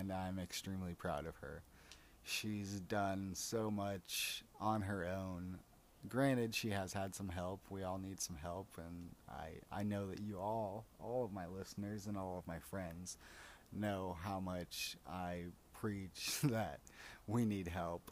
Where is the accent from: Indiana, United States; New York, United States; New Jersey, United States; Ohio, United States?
Indiana, United States; also born or lived in Corpus Christi, Texas / Florida; we ended up moving to Indiana, where I spent a good portion of my life with my mom and my sister.